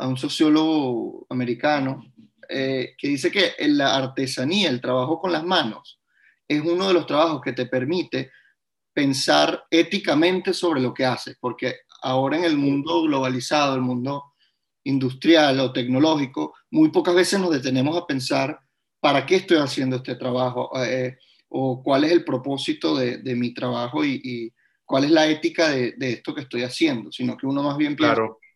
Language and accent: Spanish; Venezuela; emigrar es en parte renunciar a mi venezolanidad